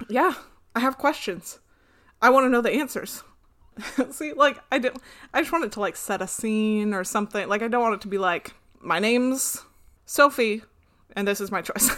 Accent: United States; we're American

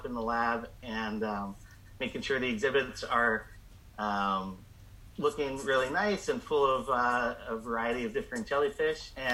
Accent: Chesapeake Bay area, United States; moved away as an adult; also born or lived in Catalina Island; now in Monterey, United States; I grew up in the Chesapeake Bay area and used to muck around in the marshes and in the wetlands

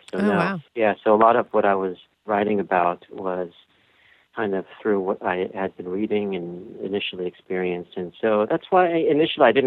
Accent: Escondido, California, United States; street where I grew up in Escondido, California

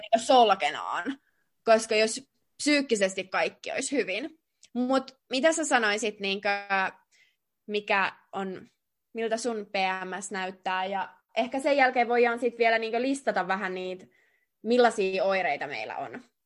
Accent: Jyväskylä, Central Finland, Finland; moved away as an adult; now in Russia; oltiin tosiaan Jyväskylässä mun kotikaupungissa

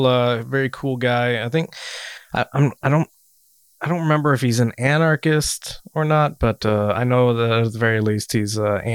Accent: United States; first language English; I'm very well-spoken as a brown person. You're right, because I grew up in America. My people were here before you. I've never known any other language.

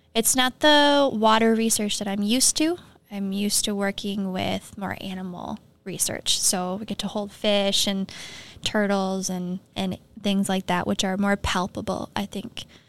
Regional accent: Minnesota, United States; also born or lived in Duluth, Minnesota; I grew up in Malacca, Minnesota, surrounded by farming, like small community

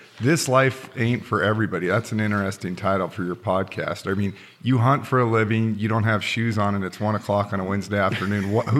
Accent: Carson City, Nevada, United States; also born or lived in Reno, Nevada; I've always been a big Northern Nevada guy. I've always have never moved from here. When I, you know, I born and raised in Carson City, and then, like you said, made the huge move up to Reno, 30 miles away. And I've been up in Reno ever since.

